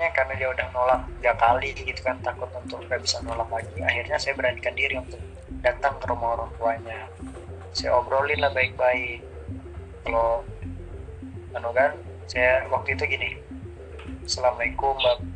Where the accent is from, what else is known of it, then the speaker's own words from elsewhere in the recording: South Sulawesi, Indonesia; kamu tahu sendiri bapaknya Bugis, saya Bugis, dan si Anggur ini putri pertama kami.